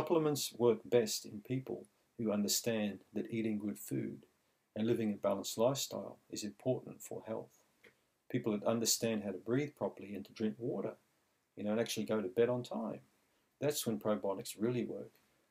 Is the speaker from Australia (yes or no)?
yes; Australia; growing up in Australia when I think I was 9 years old